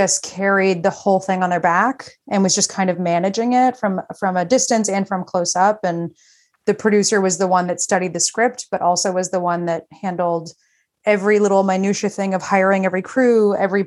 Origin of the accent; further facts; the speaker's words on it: Texas, United States; moved away; I'm from Texas